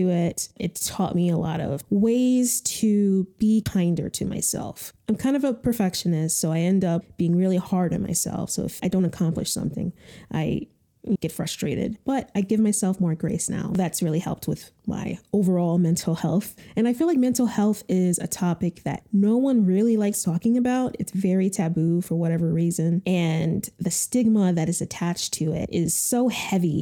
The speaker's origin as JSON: {"language": "English", "region": "Connecticut", "country": "United States", "also_born_or_lived": "New York City", "moved": "as an adult", "said": "I'm originally from Connecticut, and after Connecticut, I went to New York City for college"}